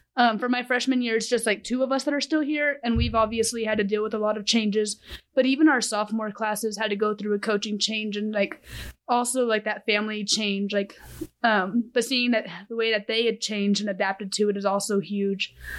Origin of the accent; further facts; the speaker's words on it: Amarillo, Texas, United States; I am from Amarillo, Texas.